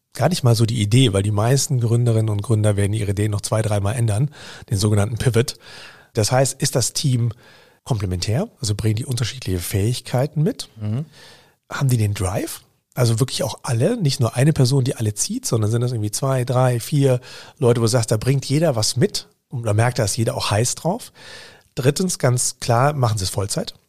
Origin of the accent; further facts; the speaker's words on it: Bavaria, Germany; moved away; ich komme aus Bayern ursprünglich